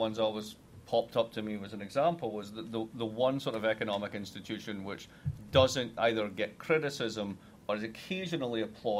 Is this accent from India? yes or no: no; Scotland, United Kingdom